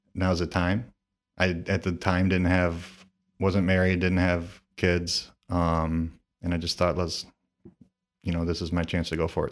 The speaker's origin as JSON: {"language": "English", "town": "Toledo", "region": "Ohio", "country": "United States", "tie": "born or raised there", "said": "I'm from the Toledo area. I, um, grew up, uh, in kind of the Perrysburg, Rossford area, and I've lived kind of all around the city"}